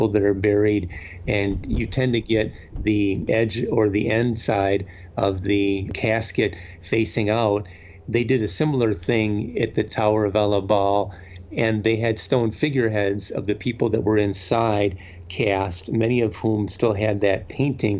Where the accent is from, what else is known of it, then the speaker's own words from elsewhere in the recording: Wisconsin, United States; also born or lived in London; growing up in Wisconsin